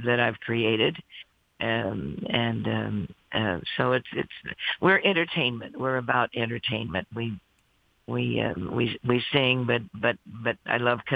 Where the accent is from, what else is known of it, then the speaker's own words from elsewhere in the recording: Midwest, United States; now in New York, United States; I'm from the Midwest originally, but now we're in New York mostly.